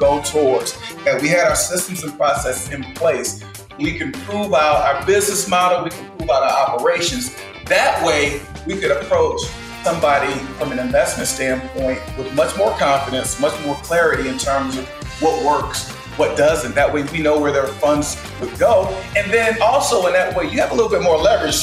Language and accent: English; Midwest, United States; moved away as an adult; also born or lived in Philadelphia; now in Houston, United States; I'm a Midwestern guy